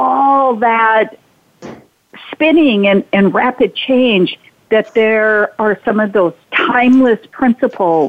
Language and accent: English; North Dakota, United States; growing up on the Triple T Ranch in North Dakota